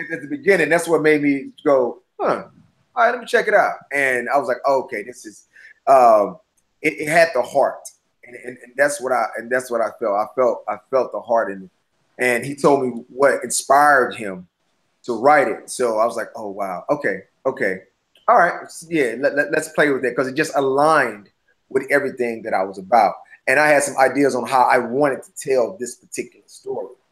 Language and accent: English; St. Louis, Missouri, United States; now in Los Angeles, United States; St. Louis is a very my hometown